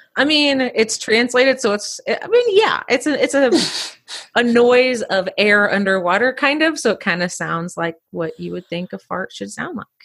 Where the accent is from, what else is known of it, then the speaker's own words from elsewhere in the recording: Indiana, United States; I grew up in Indiana